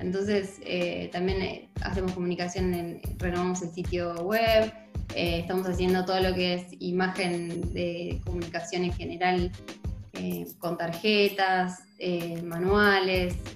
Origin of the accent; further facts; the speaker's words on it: Argentina; soy de Argentina